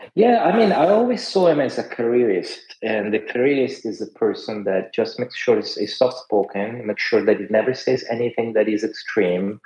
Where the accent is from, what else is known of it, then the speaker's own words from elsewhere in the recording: Italy; moved away; I grew up in Italy